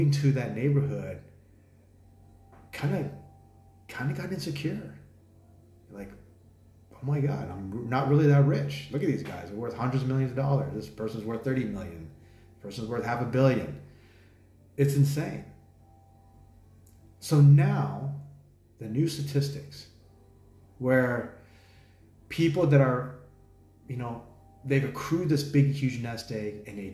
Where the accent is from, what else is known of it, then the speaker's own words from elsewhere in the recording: United States; now in Thailand; I'm American